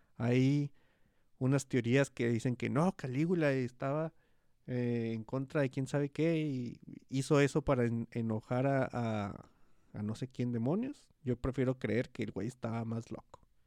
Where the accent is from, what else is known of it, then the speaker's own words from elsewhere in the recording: Hidalgo del Parral, Chihuahua, Mexico; Parral, que es la ciudad donde yo nací.